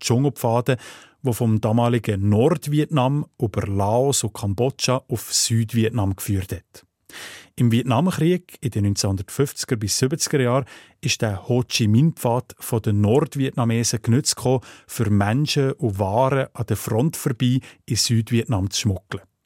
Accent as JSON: {"language": "German", "area": "Sense District", "region": "Fribourg", "country": "Switzerland", "tie": "born or raised there", "said": "dort, wo ich aufgewachsen bin, im Freiburger Seisenbezirk"}